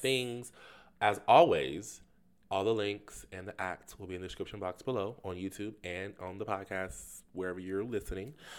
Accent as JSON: {"language": "English", "region": "the South", "country": "United States", "said": "I am from the South"}